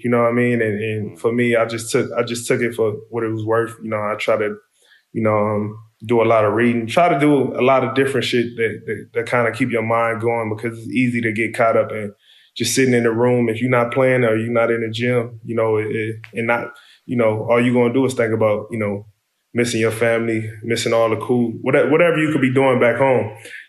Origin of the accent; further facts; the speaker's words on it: Compton, California, United States; You know, it's just a natural instinct growing up in Compton to understand, you know, where to go, where not to go, what time to go somewhere, how to maneuver.